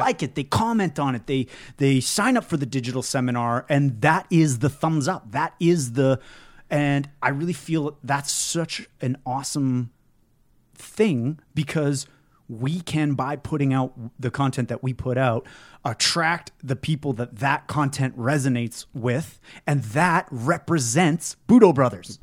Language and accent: English; Canada; it's part of being a Canadian, though.